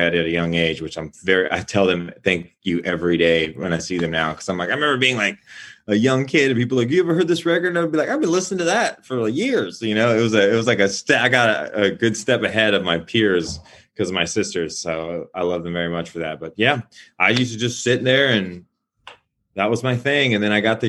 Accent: Canyon, Texas, United States; moved away as an adult; also born or lived in Austin, Texas / Dallas, Texas / Los Angeles, California; I'm from Canyon, a small town outside of Amarillo.

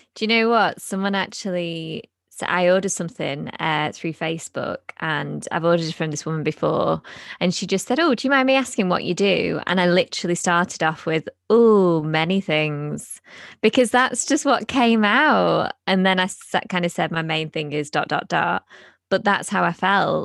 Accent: United Kingdom; we're British

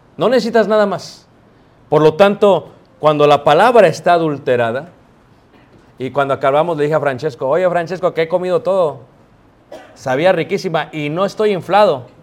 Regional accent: Mexico City, Mexico; Yo crecí en Ciudad de México

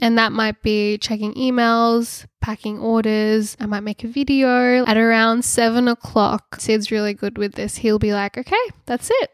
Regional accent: Sydney, New South Wales, Australia; I grew up in Sydney

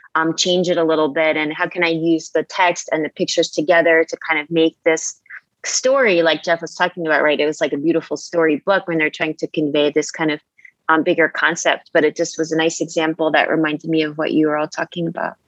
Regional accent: Long Island, New York, United States; now in New Delhi, India; I'm from Long Island

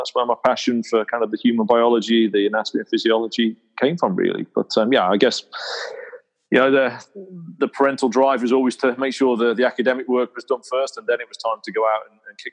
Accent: Stoke-on-Trent, West Midlands, United Kingdom; I grew up in Stoke-on-Trent, which is in the middle of England

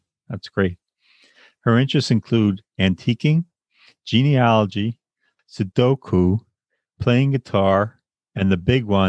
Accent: Long Island, New York, United States; also born or lived in Bay Ridge, Brooklyn; now in New York City, United States; I am not Asian. Born and raised in Long Island, New York, a place I always wanted to leave.

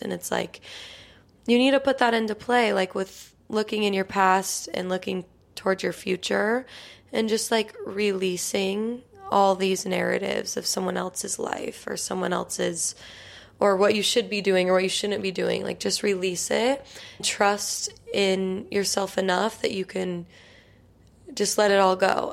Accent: Utah, United States; now in New York, United States; I'm from Utah

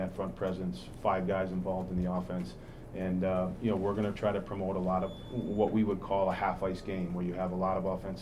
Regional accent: Rhode Island, United States; now in Nashville, United States; I'm from Rhode Island, and I was a huge Patriots fan

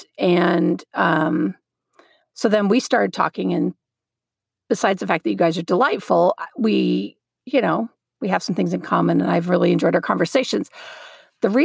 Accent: Southeast Texas, United States; also born or lived in El Paso; Lauren and I grew up together in Southeast Texas

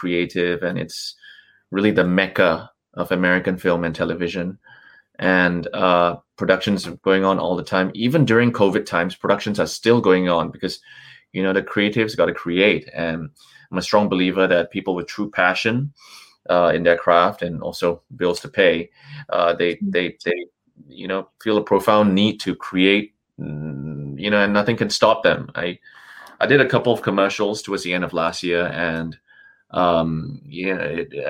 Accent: Singapore; moved away as an adult; also born or lived in Hong Kong / China; now in Los Angeles, United States; I'm a Singapore born and bred, pure Singapore boy

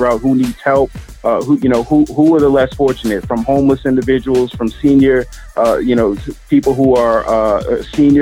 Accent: Boston, Massachusetts, United States; now in Philadelphia, United States; I'm originally from the Boston area

